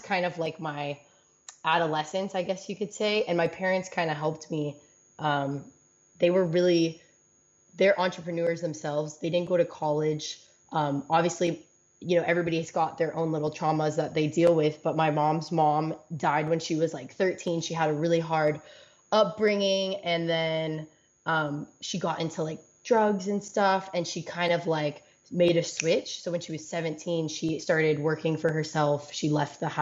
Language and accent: English; Los Angeles, California, United States; moved away as an adult; also born or lived in Washington State; I'm from